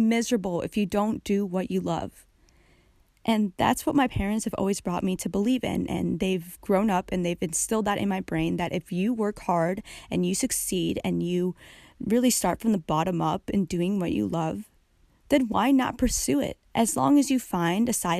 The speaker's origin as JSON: {"language": "English", "country": "United States", "tie": "born or raised there", "said": "As a girl growing up in America as a Filipino American"}